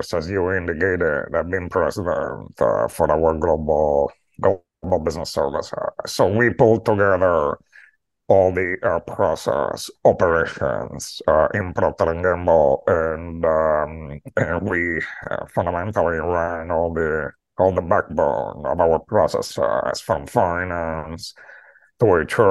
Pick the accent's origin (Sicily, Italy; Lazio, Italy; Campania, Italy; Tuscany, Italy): Lazio, Italy; Rome; moved away as an adult; also born or lived in Latin America / Greece / United Kingdom / Turkey; now in New York City, United States; I am from Rome.